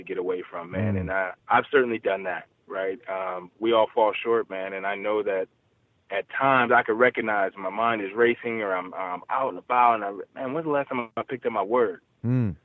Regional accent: Buffalo, New York, United States; I'm actually from Buffalo

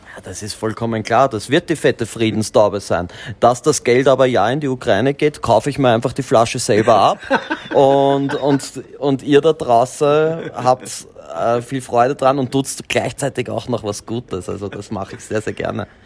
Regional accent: Austria; bei uns in Österreich

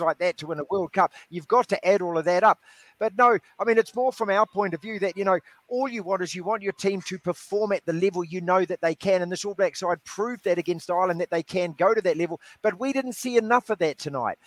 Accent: New Zealand; I'm absolutely gutted as a New Zealander, as an All Black fan. You know, you grow up and this is our national team

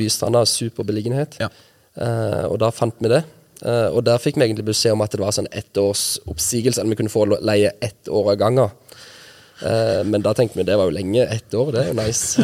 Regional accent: Nærbø, Rogaland, Norway; moved away as an adult; also born or lived in Lillesand, Agder; jeg er født og oppvokst i Lillesand. Så I Lillesand, ja. Bodde i Lillesand til jeg var ti, og når jeg var ti, så flytta vi til Nærbø på Jæren. Ja. Det er der mamma er fra. Ja. Og så bodde jeg der til jeg var 20

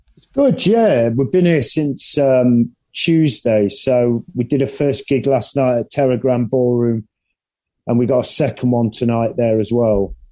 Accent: England, United Kingdom; now in Nottingham, United Kingdom; being English.

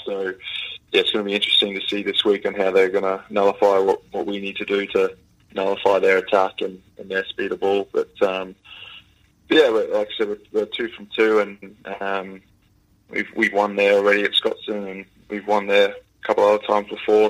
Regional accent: Australia; growing up in Australia

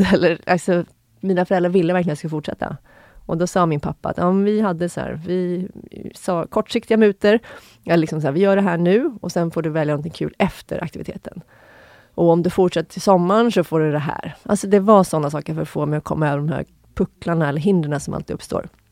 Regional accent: Sundbyberg, Stockholm County, Sweden; jag är uppvuxen i Sundbyberg, en förort Stockholm

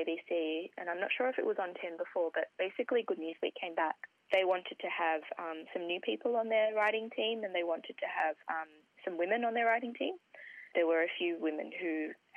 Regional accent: Sydney, New South Wales, Australia; I grew up in the Hills District in Sydney.

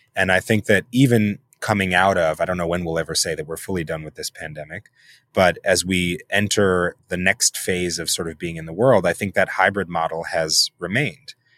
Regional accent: New York City, New York, United States; I'm born and raised in New York City

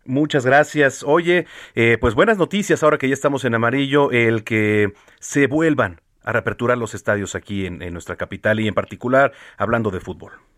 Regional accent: Mexico; como buenos mexicanos

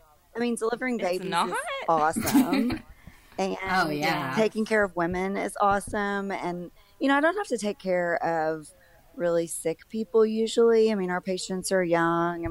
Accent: Arkansas, United States; also born or lived in Oklahoma; I'm from Arkansas, but I went to Oklahoma and did my residency over there for 4 years, and I moved back here in 2011.

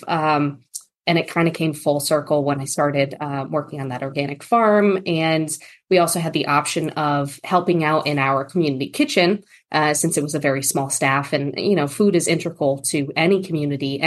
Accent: New England, United States; also born or lived in northern Kentucky; now in Kentucky, United States; I'm originally from the East Coast, New England area of the United States

